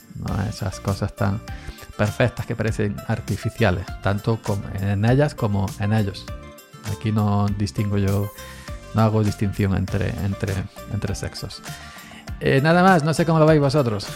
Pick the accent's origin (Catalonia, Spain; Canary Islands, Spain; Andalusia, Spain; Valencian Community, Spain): Andalusia, Spain; yo soy andaluz